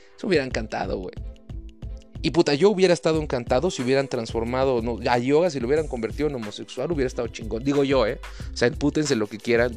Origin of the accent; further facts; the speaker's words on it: Mexico; lo digo como, como mexicano, cabrón, como latino.